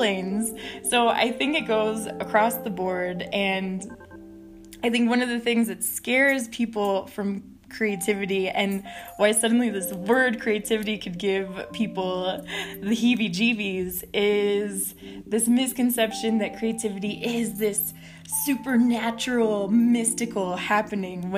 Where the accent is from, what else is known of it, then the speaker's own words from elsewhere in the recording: Texas, United States; I was born in Texas to a Mexican-American family. My grandma was born in Ciudad Juarez, and because I grew up on the other side of the border